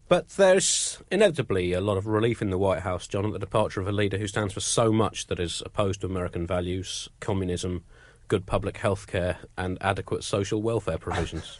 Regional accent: United Kingdom; I keep getting teased for being British

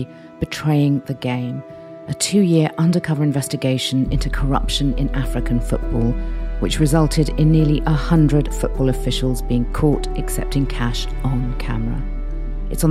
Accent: Iran; I'm from Iran

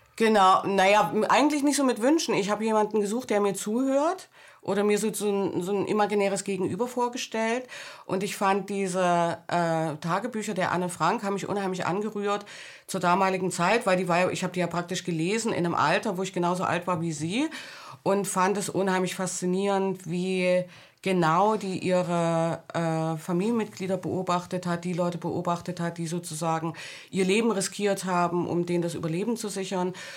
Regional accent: Thuringia, Germany; moved away; also born or lived in Leipzig / West Berlin / Hamburg; Ich bin in Thüringen an der Grenze zu Westdeutschland aufgewachsen.

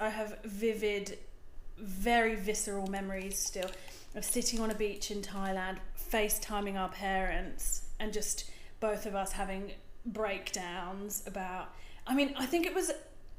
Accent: United Kingdom; At my very core, I am British, but the accent is a little bit of a jumble these days, I think.

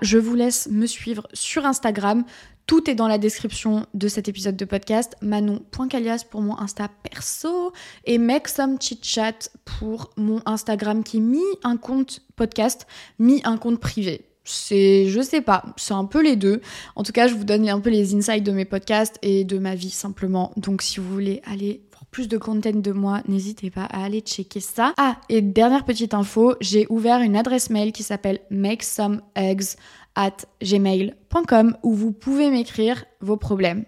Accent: south-west France, France; moved away as an adult; also born or lived in Paris; j'ai pris une décision et c'est de revenir dans le sud-ouest

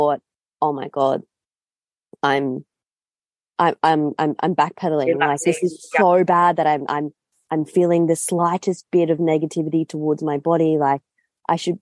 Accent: Noosa, Queensland, Australia; moved away; you're in my hometown

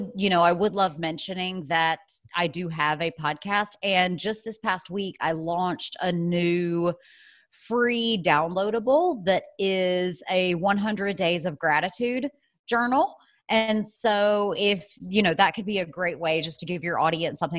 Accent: the South, United States; also born or lived in New York City / North Carolina; now in Asheville, United States; I'm originally from the South, and so I love being down South

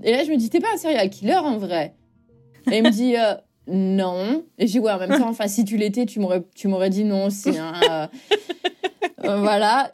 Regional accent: north of France, France; moved away as an adult; also born or lived in Douai / Valence / Rennes; now in Boston, United States; Je suis euh, très fière de venir du nord de la France.

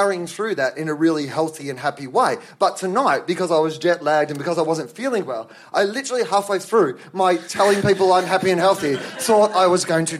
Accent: Australia; I'm an Australian

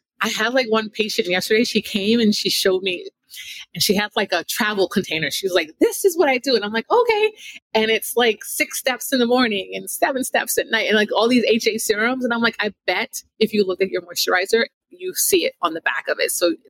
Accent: Jamaica; I'm a Jamaican, raised by a Jamaican mom with like a lip gloss, a Mary Kay lipstick, and a Vaseline.

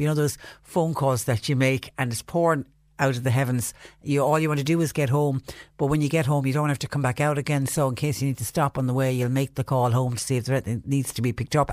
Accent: Ireland

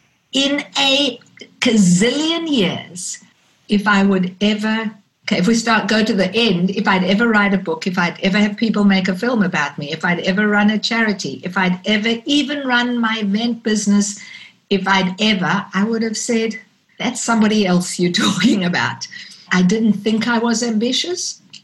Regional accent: South Africa; growing up in South Africa during the apartheid era, there were two colors, black and white. And you couldn't not be aware of the fact that being white, I was privileged.

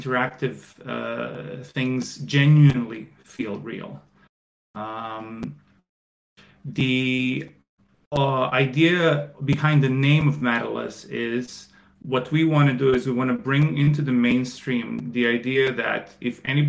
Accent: Croatia; moved away as an adult; also born or lived in China; I am from Croatia, where I'm currently at. I spent 11 years in China

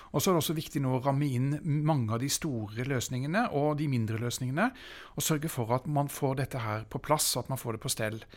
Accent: Bærum, Akershus, Norway; i Bærum også, der jeg kommer fra.

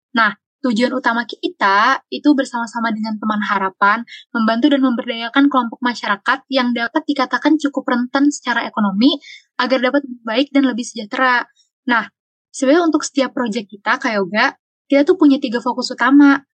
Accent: Jakarta, Indonesia; Asal aku dari Jakarta Selatan

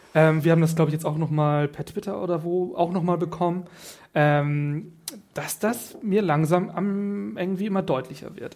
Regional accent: Northern Germany, Germany; also born or lived in Kiel; ich komme ja auch aus dem Norden

